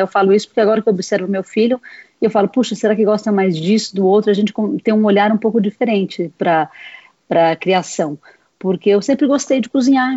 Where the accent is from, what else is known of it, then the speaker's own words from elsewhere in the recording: Presidente Prudente, São Paulo, Brazil; moved away; also born or lived in Europe; eu nasci em São Paulo, mas eu fui criada em Presidente Prudente, Oeste Paulista